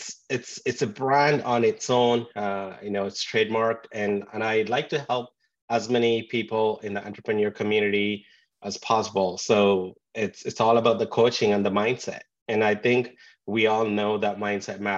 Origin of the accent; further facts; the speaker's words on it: India; moved away as an adult; also born or lived in England; now in Vancouver, Canada; Born and raised in India and moved to England for my post-graduation, but now in Vancouver, Canada